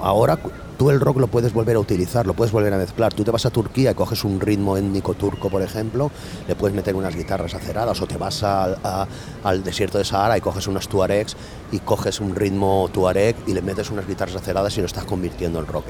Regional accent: Benetússer, Valencian Community, Spain; un ambiente como mi pueblo, como Benetuser, o sea, un pueblo de la huerta

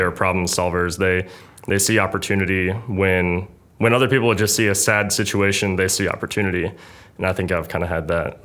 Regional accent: Pittsburgh, Pennsylvania, United States; moved away; also born or lived in Pitt County, North Carolina / Kentucky; I grew up in Pittsburgh, Pennsylvania

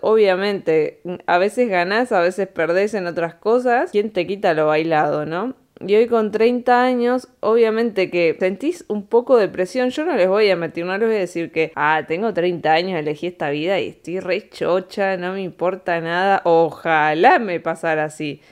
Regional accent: Argentina; moved away as an adult; also born or lived in Spain / Andorra; cuando nos fuimos de acá, de Argentina para España

